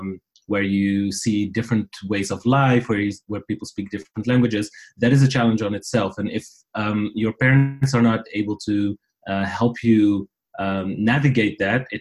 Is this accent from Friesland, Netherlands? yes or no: no; near Amsterdam, North Holland, Netherlands; first language Riffian (Tarifit); English is a second language; moved away as an adult; also born or lived in Paris / London; now in Dublin, Ireland; I was born and raised in the Netherlands near Amsterdam. My parents are immigrants from Morocco. I lived most of my life in the Netherlands.